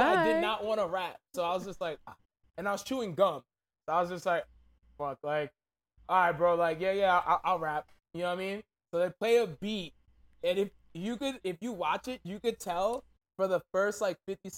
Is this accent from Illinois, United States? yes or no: no; Brentwood, New York, United States; also born or lived in Park Slope, Brooklyn / Haiti (family); Then my family moved to Brentwood, Long Island. So I was raised in Brentwood